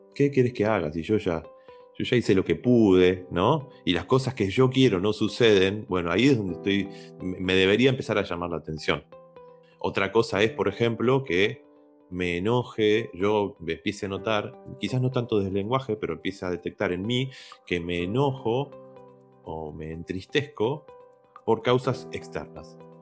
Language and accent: Spanish; Argentina; nosotros que somos argentinos